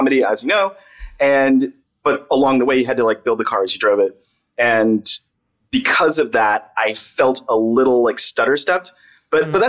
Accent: the South, United States; moved away as an adult; I was coming from the South.

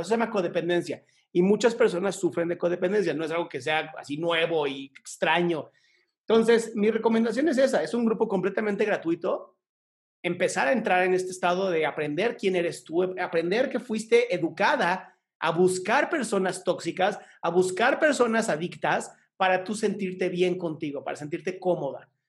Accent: Mexico; Aquí en México decimos chancla que aviento

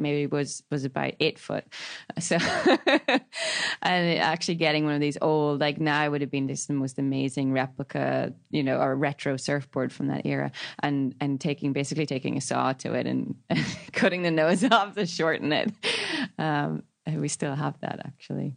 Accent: County Donegal, Ireland; moved away as an adult; also born or lived in Sydney, Australia; growing up in Ireland

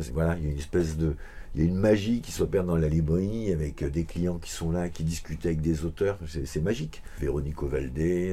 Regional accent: Vincennes, Île-de-France, France; quand on vient de Vincennes

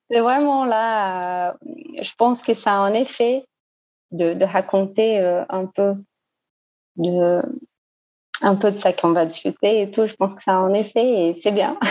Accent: Brazil; French is a second language; also born or lived in Lyon, France; now in Belo Horizonte, Brazil; Je suis brésilienne

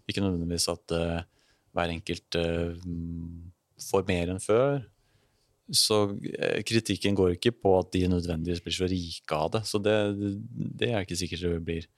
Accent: Elverum, Innlandet, Norway; Jeg kommer fra Elverum

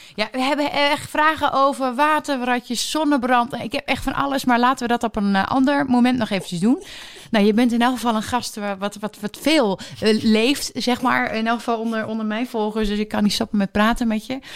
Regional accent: Twente, Overijssel, Netherlands; ik kom natuurlijk uit Twente

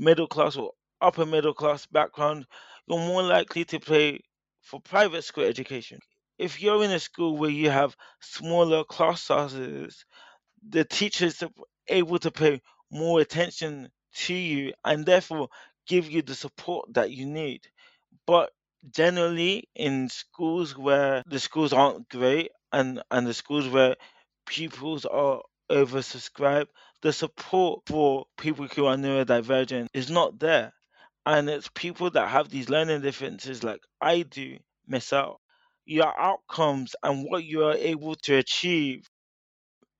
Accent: United Kingdom; I'm a British-born Nigerian

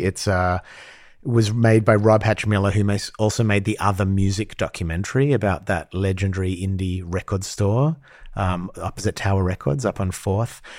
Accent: Australia; moved away; growing up in Australia

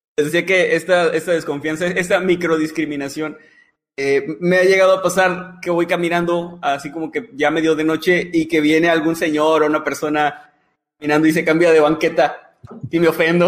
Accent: northern Mexico, Mexico; como buenos norteños

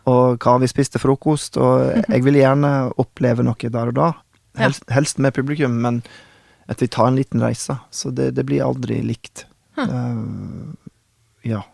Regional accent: Oklahoma City, Oklahoma, United States; first language English; Norwegian is a second language; moved away as an adult; also born or lived in Oslo, Norway; now in Norway; da jeg vokste opp i Oklahoma

